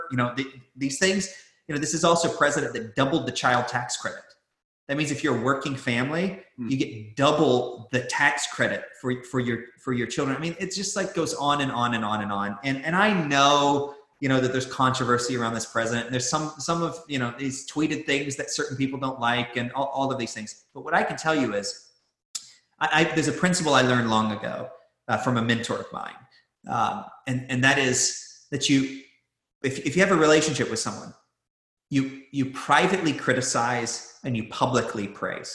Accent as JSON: {"language": "English", "country": "United States"}